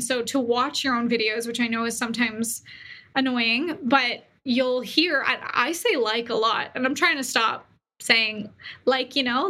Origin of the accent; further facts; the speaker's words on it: Canada; now in Boise, United States; I moved from Canada to Boise, Idaho, and there's a great entrepreneur community here